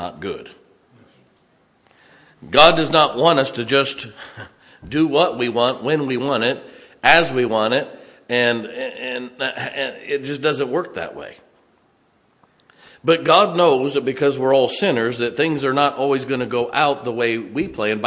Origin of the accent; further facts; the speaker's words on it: Ohio, United States; moved away as an adult; also born or lived in California / South Carolina / Indiana; now in West Virginia, United States; I never thought I would live in West Virginia. I grew up in Ohio